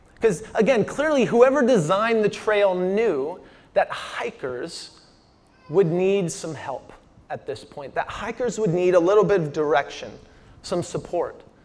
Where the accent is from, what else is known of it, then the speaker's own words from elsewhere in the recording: Washington, United States; moved away; also born or lived in Phoenix, Arizona; I'm from Washington State